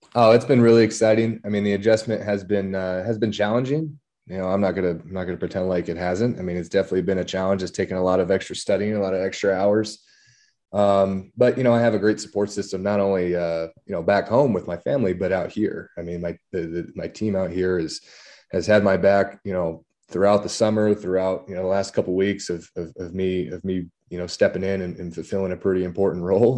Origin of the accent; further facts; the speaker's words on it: La Habra, California, United States; moved away; I'm from La Habra, California, uh, down in Southern California